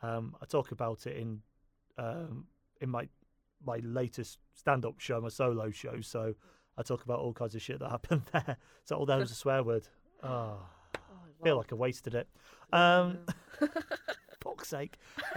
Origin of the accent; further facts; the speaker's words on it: Poole, South West England, United Kingdom; moved away as an adult; also born or lived in Salford; I'm from Poole in Dorset originally, so right on the south coast, small town.